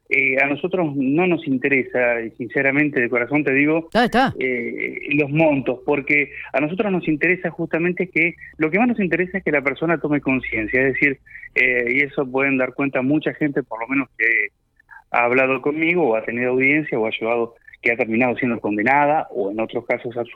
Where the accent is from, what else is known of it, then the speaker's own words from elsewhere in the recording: Argentina; Claro, el tema está que, bueno, obviamente, eh, eh, nosotros como argentinos deberíamos